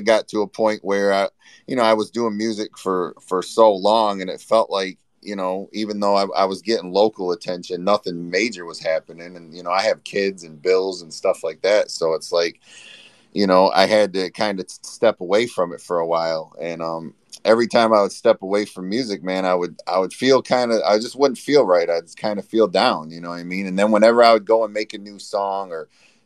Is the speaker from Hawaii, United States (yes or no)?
no; Flint, Michigan, United States; I'm from Flint, Michigan